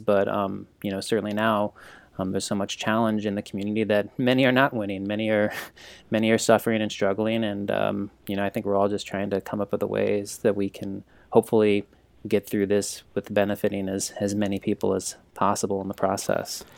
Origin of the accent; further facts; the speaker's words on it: St. Louis, Missouri, United States; I grew up here in St. Louis